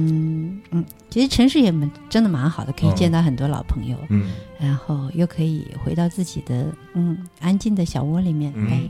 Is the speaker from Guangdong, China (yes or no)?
no; Jiangxi, China; 她人特别好，是我们江西人。